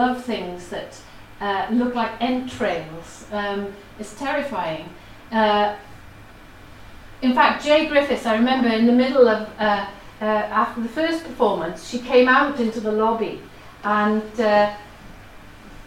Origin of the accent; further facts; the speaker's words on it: Wales, United Kingdom; first language Welsh; English is a second language; my background as having Welsh as my first language